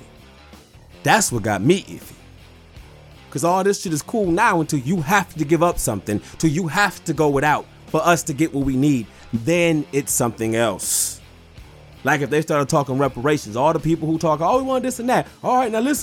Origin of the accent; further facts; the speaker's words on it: Detroit, Michigan, United States; I'm from Detroit